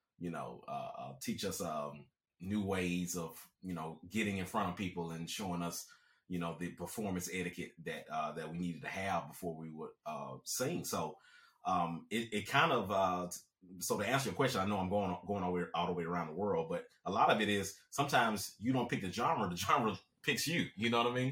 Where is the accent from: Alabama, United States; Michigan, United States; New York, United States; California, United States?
Alabama, United States; also born or lived in Germany; I grew up in the South, specifically Alabama